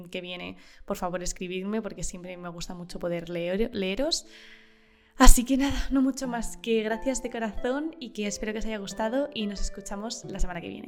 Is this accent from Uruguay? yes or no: yes; Uruguay; Tengo 22 años y soy de Uruguay. Por el lado de mi familia materna había